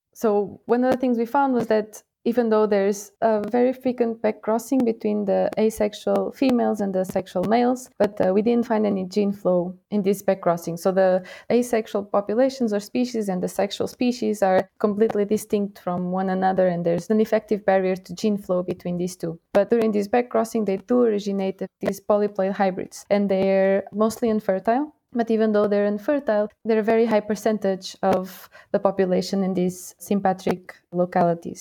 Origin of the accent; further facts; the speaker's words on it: Portugal; moved away as an adult; now in Lausanne, Switzerland; I'm from Portugal